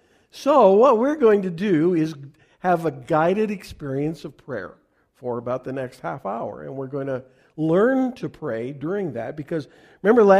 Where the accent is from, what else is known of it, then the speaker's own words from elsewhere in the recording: Canada; I'm a Canadian